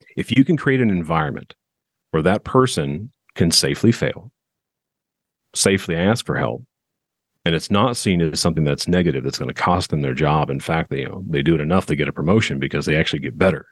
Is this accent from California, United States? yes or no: yes; Southern California, United States; now in Nashville, United States; I'm originally from Southern California